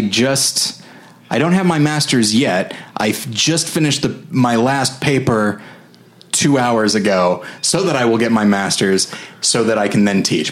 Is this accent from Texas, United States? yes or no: no; California, United States; moved away; also born or lived in Colorado / Missouri; I'm from California. Then I lived in Colorado, and then three years in Missouri